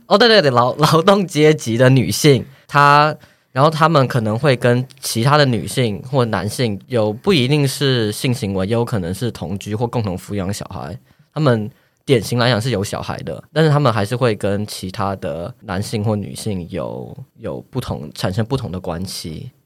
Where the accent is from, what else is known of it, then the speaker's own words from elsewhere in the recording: Taiwan; now in Netherlands; 我是台湾人